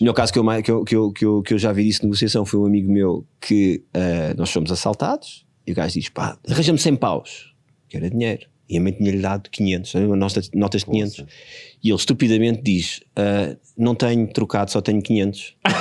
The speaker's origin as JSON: {"language": "Portuguese", "town": "Porto Brandão", "region": "Setúbal", "country": "Portugal", "tie": "born or raised there", "said": "eu fui criado ali em pequeno no Porto Brandão, a minha família é de Porto Brandão"}